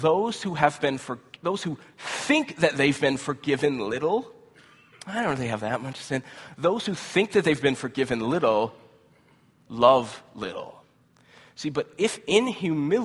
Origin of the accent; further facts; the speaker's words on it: United States; as American Christians